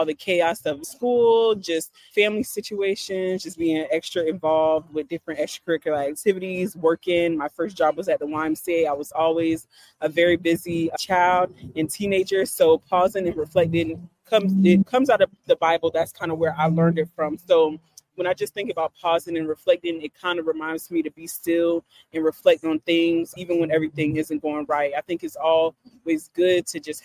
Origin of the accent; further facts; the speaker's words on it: South Carolina, United States; moved away; I'm originally from South Carolina